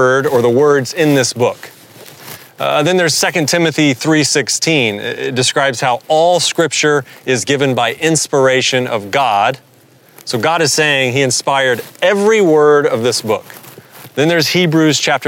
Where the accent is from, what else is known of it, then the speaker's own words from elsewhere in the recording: the South, Southern United States, United States; accent: southern; my southern accent